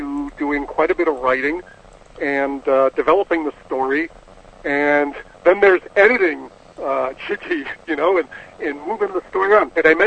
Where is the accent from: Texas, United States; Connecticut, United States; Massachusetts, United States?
Massachusetts, United States; near Plymouth; I grew up in New England near Plymouth, Massachusetts